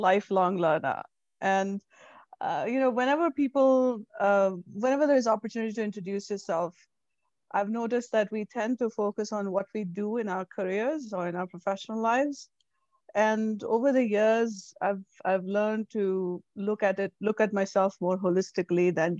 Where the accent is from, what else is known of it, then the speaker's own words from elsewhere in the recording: India; moved away as an adult; now in United States; So, I'm born and raised in India. I moved here 13 years ago.